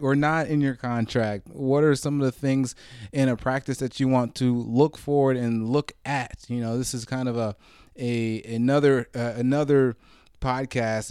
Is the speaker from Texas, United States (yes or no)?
no; Marietta, Georgia, United States; I grew up in Atlanta myself